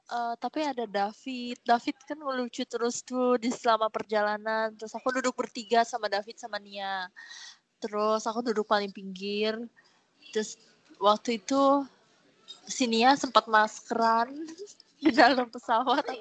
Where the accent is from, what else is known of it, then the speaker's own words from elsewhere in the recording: Malang, East Java, Indonesia; now in Jakarta, Indonesia; aku kan dari Malang terus aku pertama um, jarang ke Jakarta terus nggak tahu gimana Jakarta